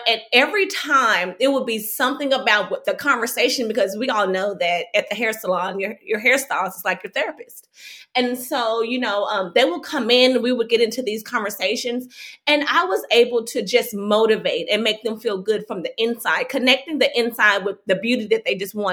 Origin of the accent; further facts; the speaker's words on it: Fort Worth, Texas, United States; moved away as an adult; also born or lived in New York; I grew up in Fort Worth